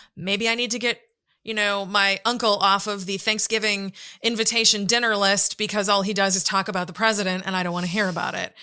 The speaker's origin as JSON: {"language": "English", "country": "United States", "said": "as an American"}